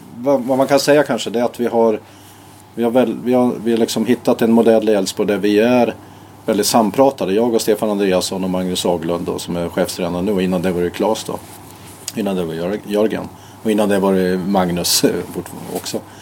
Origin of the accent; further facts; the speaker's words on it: Härjedalen, Jämtland, Sweden; also born or lived in Uppsala; now in Borås, Sweden; jag kommer från Härjedalen